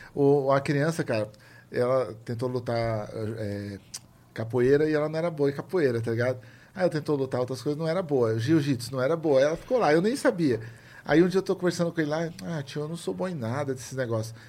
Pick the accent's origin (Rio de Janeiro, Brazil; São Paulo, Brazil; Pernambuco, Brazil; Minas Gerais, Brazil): São Paulo, Brazil; eu lembro da minha infância no Capão